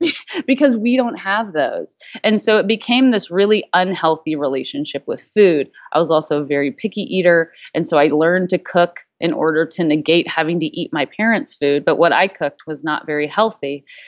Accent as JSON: {"language": "English", "region": "the South", "country": "United States", "tie": "born or raised there", "said": "growing up in the South in a food culture"}